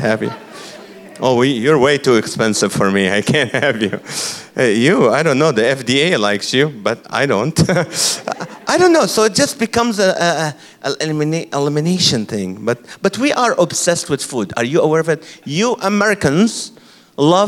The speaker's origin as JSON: {"language": "English", "country": "Kuwait", "tie": "born or raised there", "moved": "yes", "lives_now": "California, United States", "said": "I'm from the Middle East, and I grew up in Kuwait"}